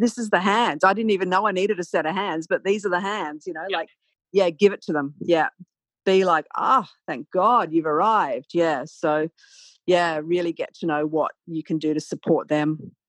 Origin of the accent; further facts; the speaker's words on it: Australia; also born or lived in London; I'm an Australian.